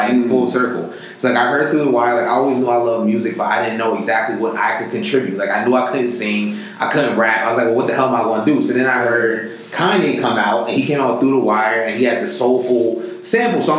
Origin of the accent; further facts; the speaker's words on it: New York City, New York, United States; I'm from the Bronx